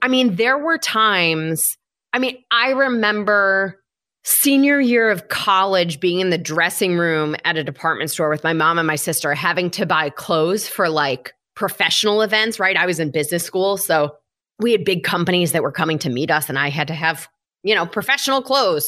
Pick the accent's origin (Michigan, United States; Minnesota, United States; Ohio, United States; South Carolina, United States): Michigan, United States; moved away as an adult; now in New York City, United States; I grew up in Michigan. I have lived in New York City for the last seventeen-ish years.